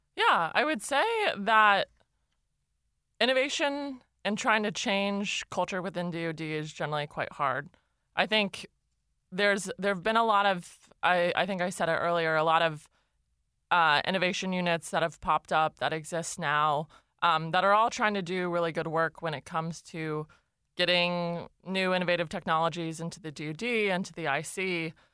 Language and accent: English; Los Altos, California, United States; I grew up in a, a town called Los Altos, um, in the South Bay.